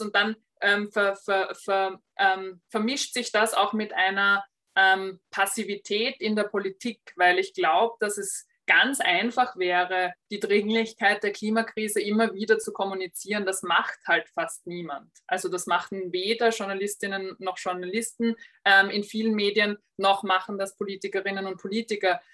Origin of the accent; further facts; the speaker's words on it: Austria; bei uns in Österreich